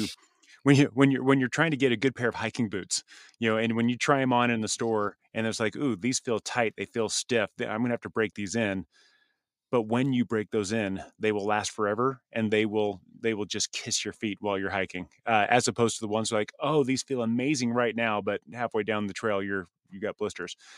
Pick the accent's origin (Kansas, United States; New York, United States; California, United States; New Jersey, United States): California, United States; Southern; I grew up in the Southern California beach